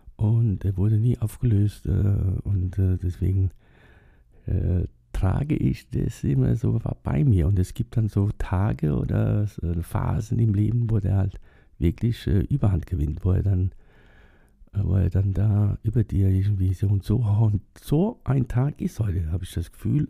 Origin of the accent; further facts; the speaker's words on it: Germany; die sind nach Deutschland ausgewandert. 1962 und da war ich zwei Jahre alt